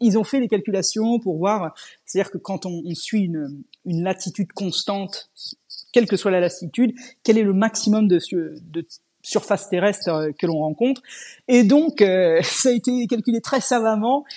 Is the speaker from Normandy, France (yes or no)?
yes; Normandy, France; moved away as an adult; also born or lived in Scotland / England / Germany / Switzerland; je suis française et je suis normande d'origine